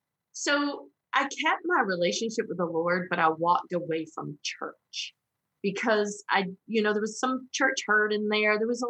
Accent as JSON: {"language": "English", "region": "Southern United States", "country": "United States", "tie": "born or raised there", "said": "And, you know, growing up in the Bible Belt as a Protestant, ooh, that wasn't, you know, that wasn't a thing."}